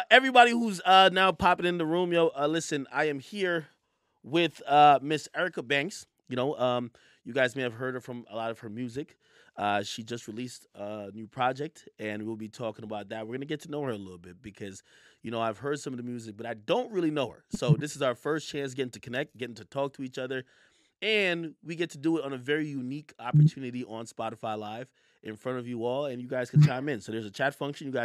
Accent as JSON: {"language": "English", "region": "New York", "country": "United States", "said": "I'm in LA right now, right? I'm really from New York."}